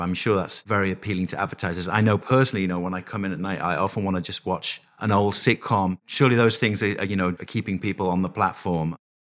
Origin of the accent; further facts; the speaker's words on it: United Kingdom; now in United States; a Brit living here in, in the U S